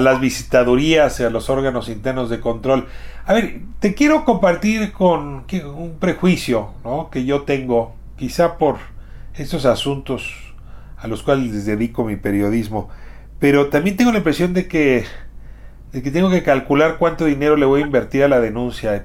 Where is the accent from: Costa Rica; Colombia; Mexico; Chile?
Mexico; como ciudadano mexicano